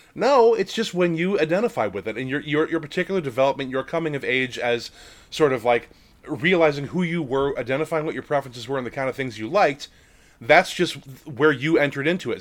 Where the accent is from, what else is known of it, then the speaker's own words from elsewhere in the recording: Lake Geneva, Wisconsin, United States; moved away; also born or lived in Minnesota; I grew up in Lake Geneva, Wisconsin, home of TSR